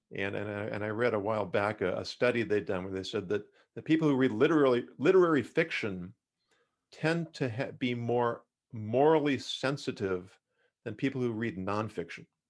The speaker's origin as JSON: {"language": "English", "town": "Los Angeles", "region": "California", "country": "United States", "tie": "born or raised there", "also_born_or_lived": "Davis, California", "said": "I grew up in Los Angeles"}